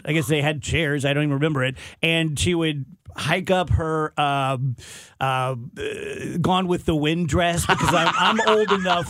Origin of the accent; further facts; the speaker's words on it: Illinois, United States; growing up in Illinois